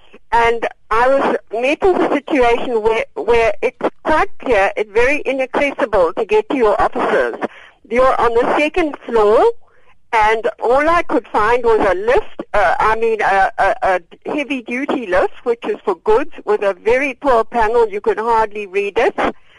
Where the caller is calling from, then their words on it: Cape Town, Western Cape, South Africa; Hello. I'm calling from Cape Town. I'm 78 years old.